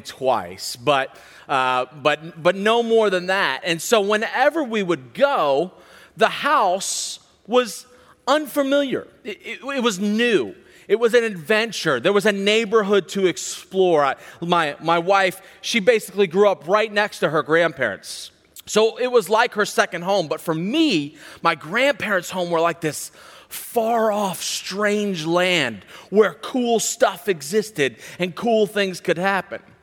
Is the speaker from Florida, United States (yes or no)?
no; Charlottesville, Virginia, United States; I grew up in Central Virginia, right outside of Charlottesville